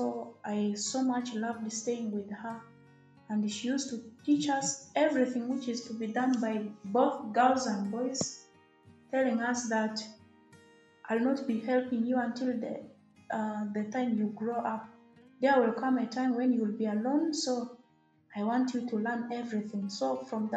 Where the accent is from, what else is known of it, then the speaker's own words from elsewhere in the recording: Arua District, Northern Region, Uganda; I come from Arua District